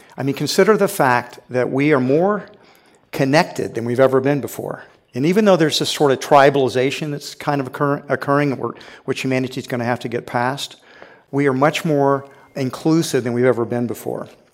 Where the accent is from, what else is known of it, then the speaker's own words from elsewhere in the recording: Houston, Texas, United States; I grew up in Houston, Texas, and so I saw this when I was a little boy.